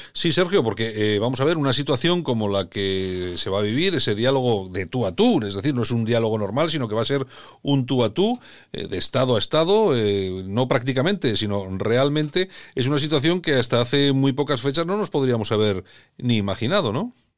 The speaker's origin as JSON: {"language": "Spanish", "country": "Spain", "said": "somos españoles"}